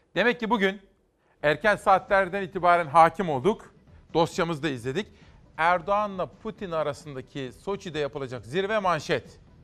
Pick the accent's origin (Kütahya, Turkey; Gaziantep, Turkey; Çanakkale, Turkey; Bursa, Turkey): Kütahya, Turkey; Simav; doğup büyüdüm Simav'da